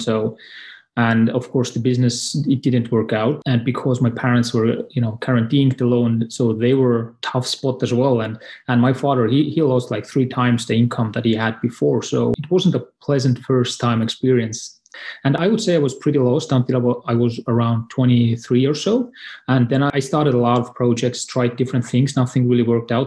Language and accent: English; Estonia; I'm from Estonia, and it's a neighboring country